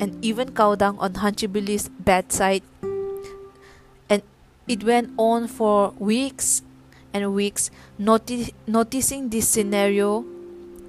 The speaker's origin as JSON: {"language": "English", "area": "Zeliang tribe", "region": "Nagaland", "country": "India", "said": "I'm from the Ziliang tribe from Nagaland."}